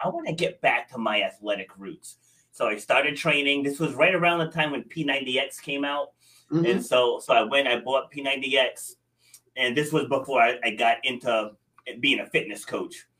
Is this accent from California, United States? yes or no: no; Rhode Island, United States; also born or lived in New York City; So I was born in New York City, but I was raised in Rhode Island, and that's where, where I am now in uh, Rhode Island.